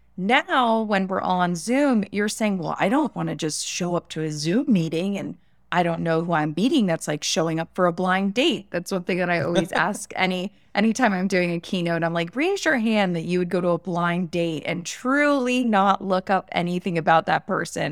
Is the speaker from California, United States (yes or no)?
no; West Palm Beach, Florida, United States; I was born in West Palm Beach, Florida, in the United States